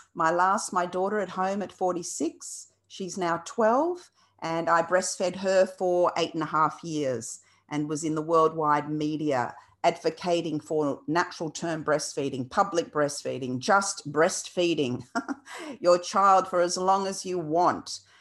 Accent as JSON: {"language": "English", "country": "Australia", "tie": "born or raised there", "also_born_or_lived": "Lebanon", "said": "brought to Australia as a two-year-old and was separated from my, from my mother, uh, had a stepmother who was Australian. My brother came as well to Australia. And so we grew up without our natural mother"}